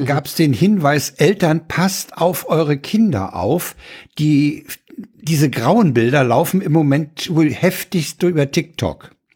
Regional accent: Germany; als Deutsche

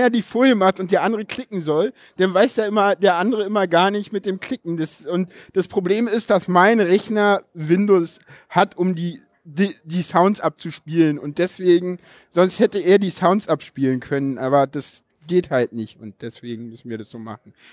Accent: East Germany, Germany; ich komme aus dem Osten, genau.

